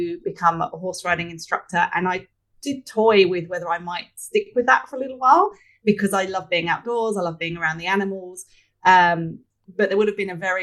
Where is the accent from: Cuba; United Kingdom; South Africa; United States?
United Kingdom; Hertfordshire, East of England; moved away as an adult; also born or lived in London; now in Sydney, Australia; I grew up in Hertfordshire, just outside London in the UK. I've been here for over 20 years, but I can't shake the accent.